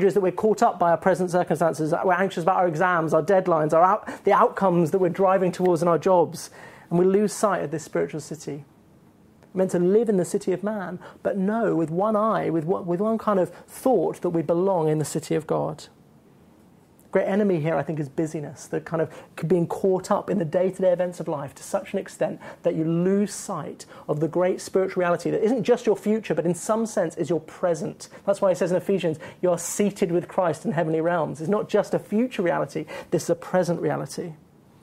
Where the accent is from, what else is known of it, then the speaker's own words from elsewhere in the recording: United Kingdom; We're British